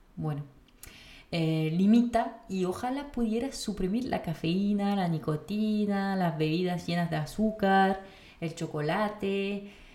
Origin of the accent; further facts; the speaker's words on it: France; moved away; como francesa